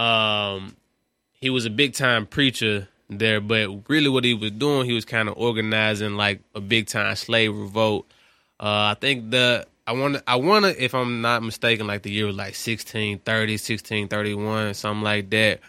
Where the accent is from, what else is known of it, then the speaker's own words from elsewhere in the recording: Memphis, Tennessee, United States; my hometown, Memphis.